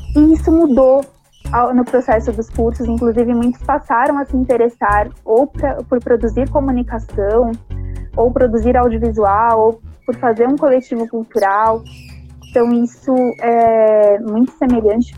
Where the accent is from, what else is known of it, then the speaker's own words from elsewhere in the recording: São Paulo, Brazil; eu venho de um território, moro num território que ele não é um território considerado de elite, não chega a ter tantas características periféricas, é um território complexo, eu sou do Rio Pequeno